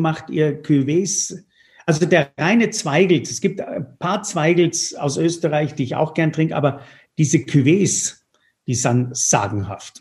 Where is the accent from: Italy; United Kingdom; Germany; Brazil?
Italy; Tuscany; moved away; Jetzt komme ich ja aus der Toskana